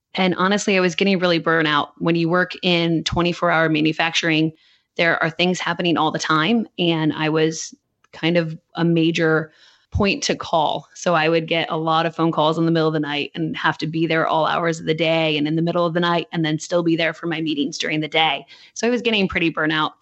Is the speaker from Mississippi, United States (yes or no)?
no; Michigan, United States; now in Nashville, United States; we grew up in Michigan